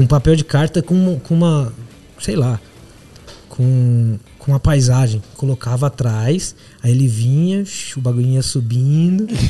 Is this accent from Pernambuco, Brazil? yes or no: no; Assis, São Paulo, Brazil; moved away as an adult; now in São Paulo, Brazil; Sou de Assis, do interior de São Paulo